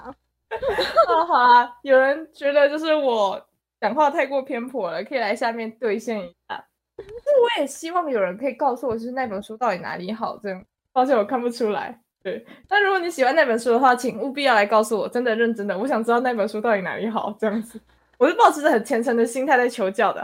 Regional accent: Taichung, Taiwan; also born or lived in Taipei; 我来到台中，哦，对，我之前住在台北

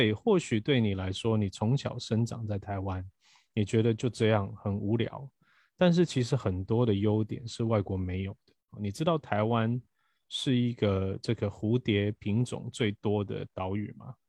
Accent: Brazil; now in Taiwan; 当我以前因为我在巴西出生，我其实是一直到学校毕业我才来台湾。啊，那我之前对于台湾的印象是零，我只有偶尔暑假回来台湾

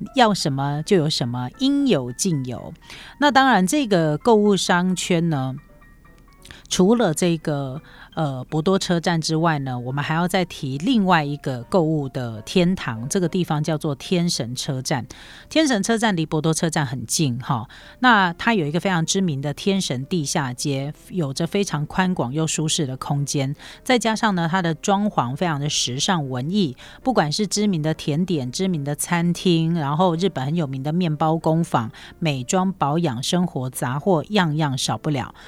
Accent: Taiwan; 对我们台湾人来讲是迪肉馅

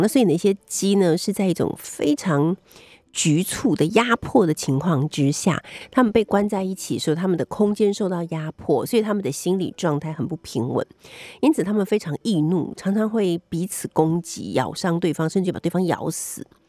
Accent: Taiwan; 我们台湾人

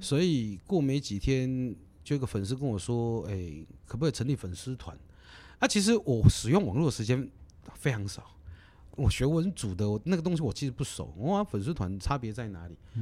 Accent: Kaohsiung, Taiwan; 我是高雄人，我是左营高中毕业的

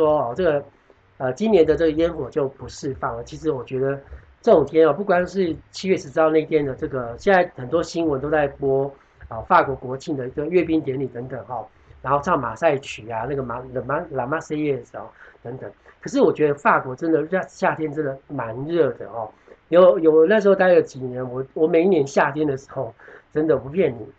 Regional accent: Taiwan; 就是我们的我们台湾人，我们东方人认为的一楼，就是平地的一楼。

